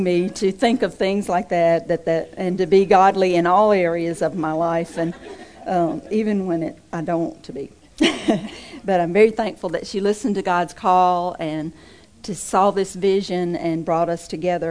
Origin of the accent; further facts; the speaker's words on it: Mississippi, United States; moved away; I'm originally from Mississippi